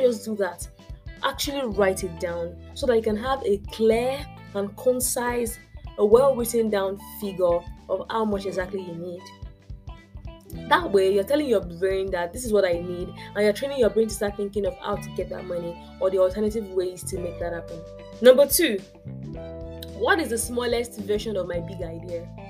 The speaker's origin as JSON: {"language": "English", "country": "Nigeria", "said": "being African and being Nigerian"}